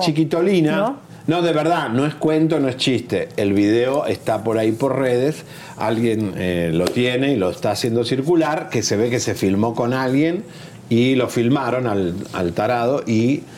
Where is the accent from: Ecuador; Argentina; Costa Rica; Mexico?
Argentina; a mí como argentino